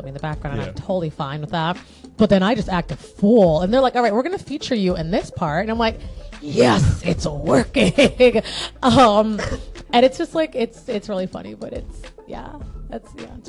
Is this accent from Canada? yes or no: no; Jamaica; I'm Jamaican